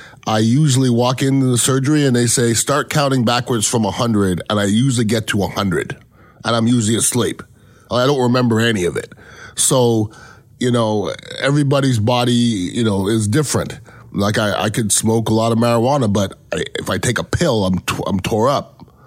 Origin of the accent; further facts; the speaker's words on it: Canada; born there; I know I'm Canadian born.